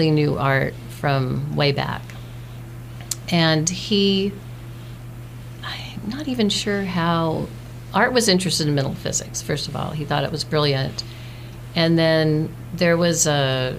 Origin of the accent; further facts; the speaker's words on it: Pasadena, California, United States; I grew up in Pasadena